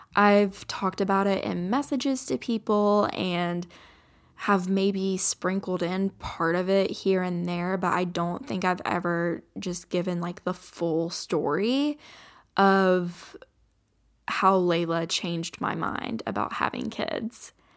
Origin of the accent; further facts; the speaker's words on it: Kentucky, United States; I grew up in Kentucky, which is very, like, Appalachian